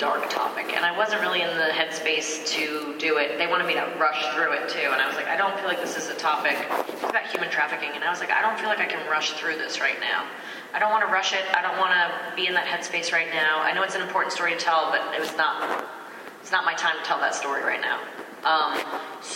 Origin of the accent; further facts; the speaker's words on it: New York, United States; growing up in New York